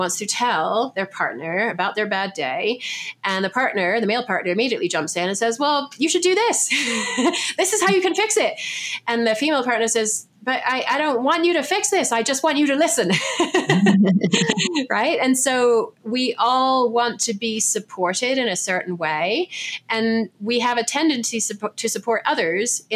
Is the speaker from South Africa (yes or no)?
no; England, United Kingdom; moved away; I'm English